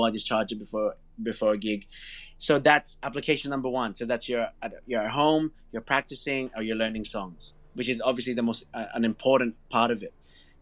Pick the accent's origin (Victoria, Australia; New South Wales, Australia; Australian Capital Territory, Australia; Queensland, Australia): New South Wales, Australia; Blacktown; I'm from Blacktown. I'm from Blacktown. Westies forever.